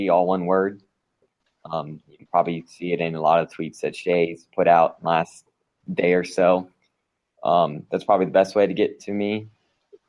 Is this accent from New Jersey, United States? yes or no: no; Naples, Florida, United States; down in South Florida where I'm from, the Naples area